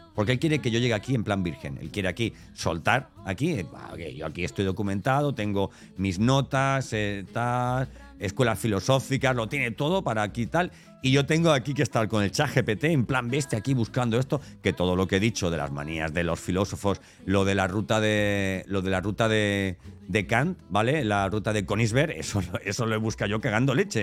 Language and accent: Spanish; Elche, Valencian Community, Spain; now in Andalusia, Spain; nosotros somos ilicitanos